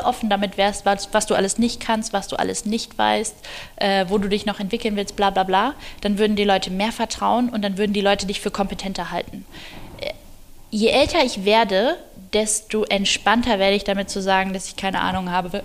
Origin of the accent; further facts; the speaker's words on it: Germany; wir als Deutsche